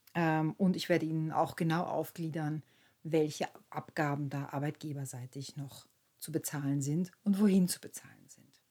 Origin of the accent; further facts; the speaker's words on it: Austria; bei uns in Österreich